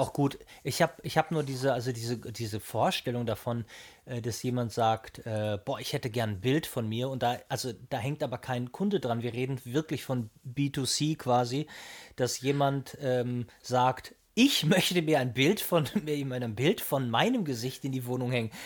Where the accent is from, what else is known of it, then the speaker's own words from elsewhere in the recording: Hamburg, Germany; ich bin ja Hamburger